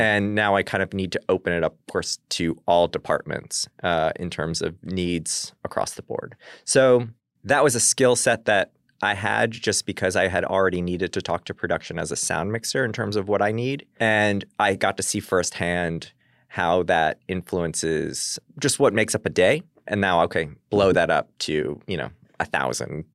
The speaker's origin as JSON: {"language": "English", "area": "Long Island", "region": "New York", "country": "United States", "said": "I'm from Long Island"}